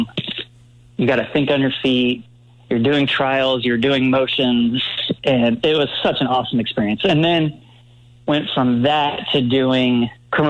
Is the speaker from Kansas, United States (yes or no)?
yes; Leawood, Kansas, United States; I grew up in Leawood, Kansas, suburb of Kansas City